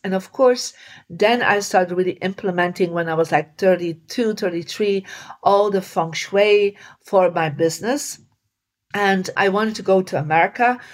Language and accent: English; Belgium; I come from Belgium and in Belgium you don't